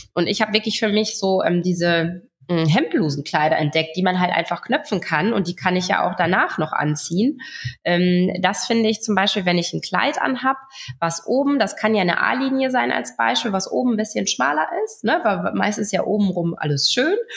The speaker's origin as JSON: {"language": "German", "area": "Friesland", "region": "Lower Saxony", "country": "Germany", "tie": "born or raised there", "said": "ich komme aus Friesland"}